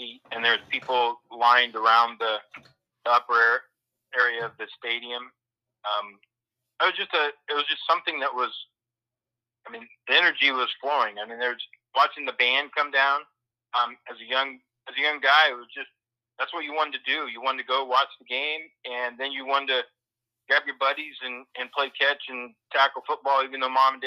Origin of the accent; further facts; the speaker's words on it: Fairfield, United States; growing up in Fairfield